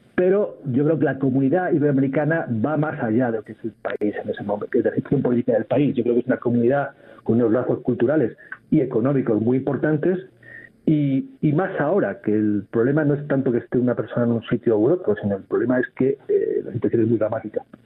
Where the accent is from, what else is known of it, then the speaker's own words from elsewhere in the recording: Spain; A lo mejor es una percepción que tengo como español